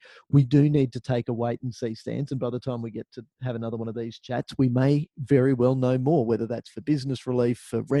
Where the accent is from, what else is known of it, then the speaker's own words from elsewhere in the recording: Australia; we're Australian